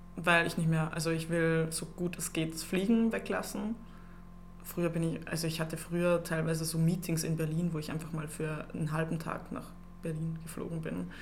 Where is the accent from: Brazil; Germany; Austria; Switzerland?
Austria; Upper Austria; moved away as an adult; now in Vienna, Austria; ich komme aus Oberösterreich. Ich bin selber erst seit drei Jahren in Wien